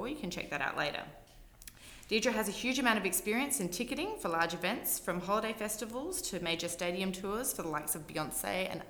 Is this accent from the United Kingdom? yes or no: no; Australia; moved away as an adult; now in Austin, United States; You may have noticed I have an accent. I am an Aussie and a recent import to Austin